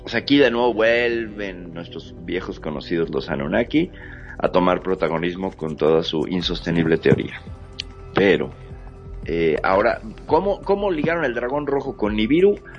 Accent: Mexico; acá en México

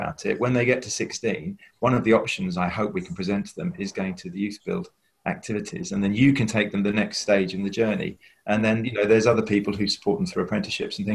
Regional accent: London, United Kingdom; I come from East London, and there were 300 kids who started school with me at the age of 11

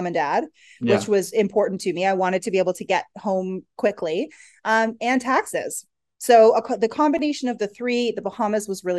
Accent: Canada; So we're originally Canadian. Okay. So, you know, Canadian winters aren't anything to laugh at.

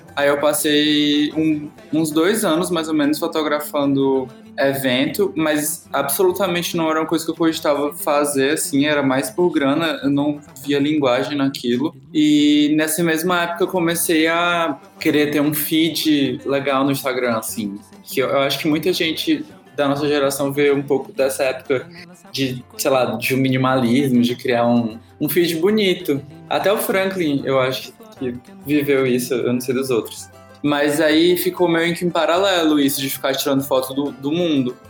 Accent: Fortaleza, Ceará, Brazil; moved away as an adult; now in São Paulo, Brazil; eu sou de Fortaleza

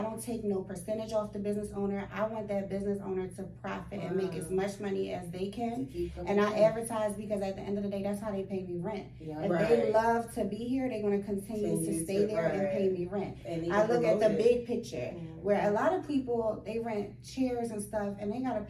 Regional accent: Baltimore, Maryland, United States; So, but we're both from Baltimore.

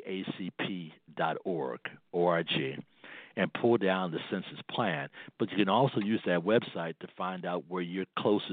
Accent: Chicago, Illinois, United States; my hometown, Chicago

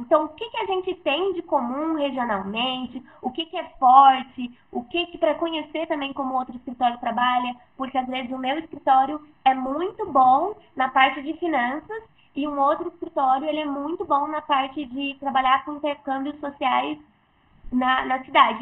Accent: interior of São Paulo, Brazil; eu sou aqui do, interior de São Paulo

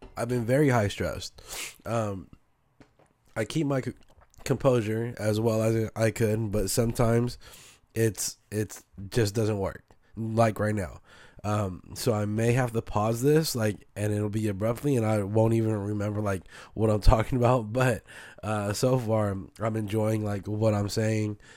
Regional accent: San Francisco, California, United States; also born or lived in Oakland; So I'm born and raised in Frisco.

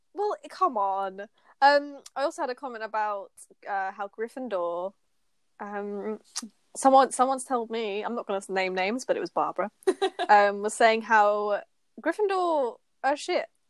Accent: United Kingdom; we're British

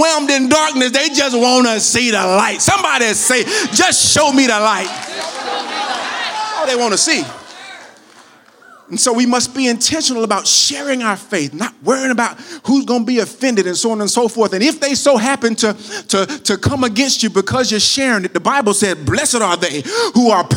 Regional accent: United States; I'm from America, not from Greece, so I pronounce it the American way

